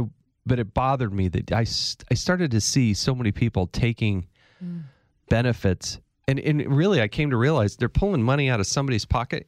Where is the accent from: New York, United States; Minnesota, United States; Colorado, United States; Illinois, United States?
Colorado, United States; Granby; also born or lived in California / Arizona; So I was born in Northern California, lived in Southern California, moved to Arizona, graduated high school in Colorado. So we kind of bounced around a little bit.